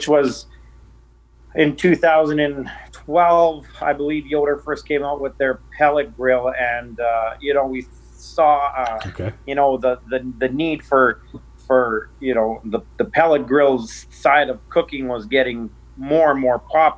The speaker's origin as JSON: {"language": "English", "town": "Norquay", "region": "Saskatchewan", "country": "Canada", "tie": "born or raised there", "lives_now": "Madge Lake, Canada", "said": "I come from a small town in eastern Saskatchewan. I grew up in Norquay"}